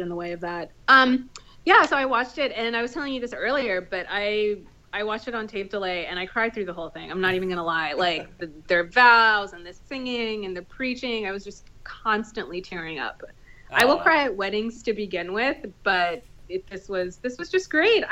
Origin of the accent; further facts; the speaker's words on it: India; I'm Indian